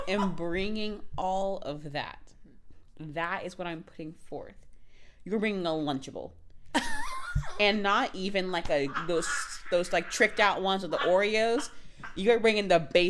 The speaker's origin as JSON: {"language": "English", "region": "Florida", "country": "United States", "said": "I'm from Florida"}